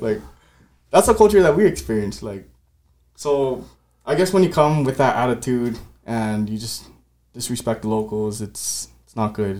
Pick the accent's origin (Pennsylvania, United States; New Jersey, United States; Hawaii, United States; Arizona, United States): Hawaii, United States; Laie; I am from Laie, Hawaii. Grew up here.